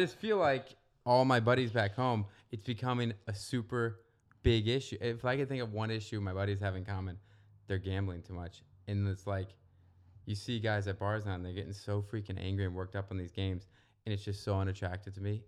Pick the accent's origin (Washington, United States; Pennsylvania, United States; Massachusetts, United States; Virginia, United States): Virginia, United States; Northern; moved away as an adult; now in Santa Monica, United States; I'm from Virginia, not the South, Northern Virginia